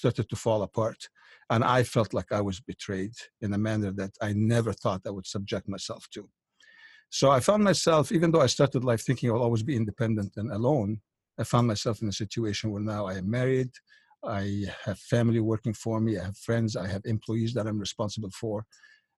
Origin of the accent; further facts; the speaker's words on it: Egypt; moved away; I was born in Egypt back in 1952 in what you would consider kind of a upper middle class, very religious family, as Egypt is in general, quite religious at that time